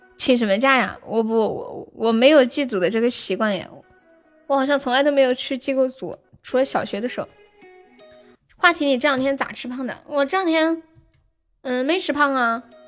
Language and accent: Chinese; Sichuan, China; 我们四川这边